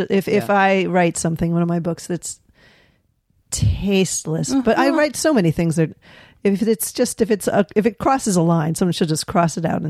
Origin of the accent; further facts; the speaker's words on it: Etna, New Hampshire, United States; I grew up in Etna, which is a little kind of hicky town outside because my parents couldn't afford to live in Hanover because it's very expensive. It's a college town. So I was a townie